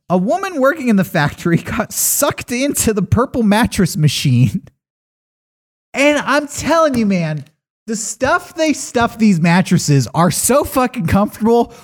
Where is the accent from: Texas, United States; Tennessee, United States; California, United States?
California, United States; San Diego; as a kid growing up in San Diego